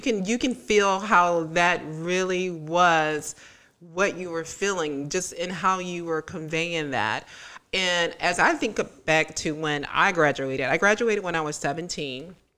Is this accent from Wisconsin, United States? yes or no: no; Tallahassee, Florida, United States; I grew up in Tallahassee